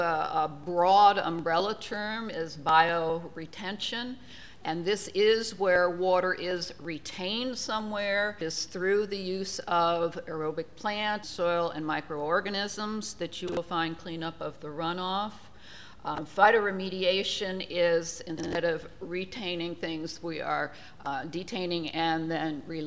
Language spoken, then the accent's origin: English; New Jersey, United States; moved away; my home state of New Jersey